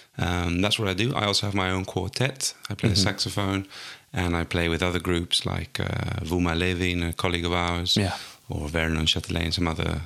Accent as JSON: {"language": "English", "town": "Altea", "region": "Valencian Community", "country": "Spain", "accent": "English", "said": "So I am from Spain originally, from a place called Altea, which is in between Alicante and Valencia on the coast."}